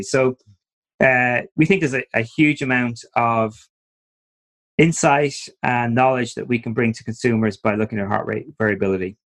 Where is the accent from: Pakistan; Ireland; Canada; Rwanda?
Ireland; moved away as an adult; also born or lived in New York; as you might pick up from my accents during the talk, I'm originally from Ireland.